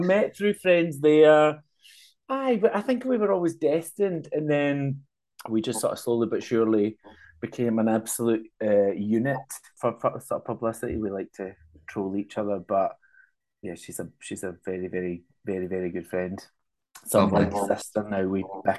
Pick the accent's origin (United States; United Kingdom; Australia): United Kingdom; Glasgow, Scotland; accent: Scottish; I'm working class, I grew up in Castlemilk